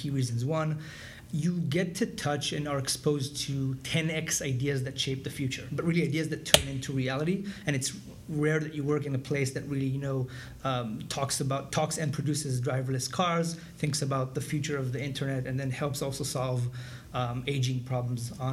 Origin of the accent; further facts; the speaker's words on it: Israel; moved away as an adult; I'm originally from Israel, and it was part of IDF, the military